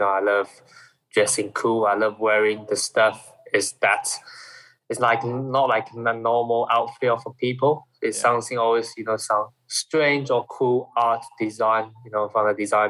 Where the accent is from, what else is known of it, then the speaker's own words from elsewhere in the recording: Shanghai, China; English is a second language; But where I'm coming from Shanghai area.